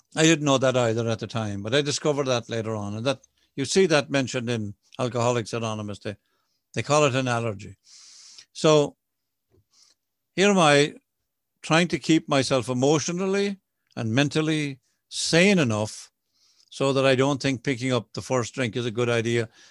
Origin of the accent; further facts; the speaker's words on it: Ireland; I'm an Irish Catholic boy.